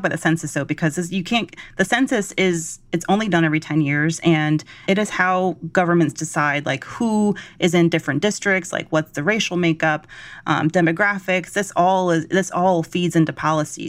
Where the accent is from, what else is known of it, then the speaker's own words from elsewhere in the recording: Georgia, United States; I'm from Georgia